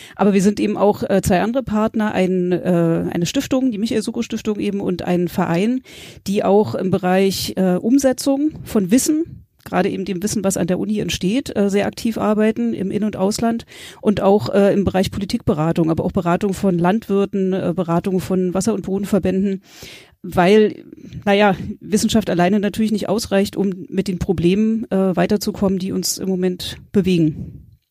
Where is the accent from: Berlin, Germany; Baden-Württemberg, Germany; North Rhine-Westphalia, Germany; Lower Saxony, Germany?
Berlin, Germany; moved away as an adult; also born or lived in Greifswald / Mecklenburg-Vorpommern; ich komme ursprünglich aus Berlin, habe mein Abi in Berlin gemacht